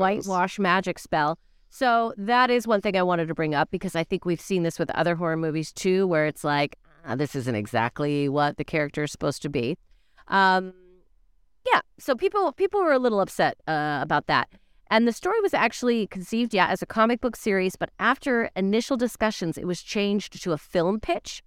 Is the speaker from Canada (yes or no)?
yes; Canada; As a Canadian